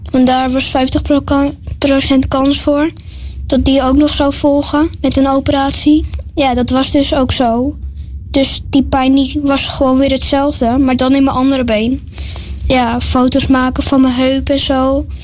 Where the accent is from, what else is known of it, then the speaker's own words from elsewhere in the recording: Limmen, North Holland, Netherlands; ik kom uit Limmen en ik ben 11 jaar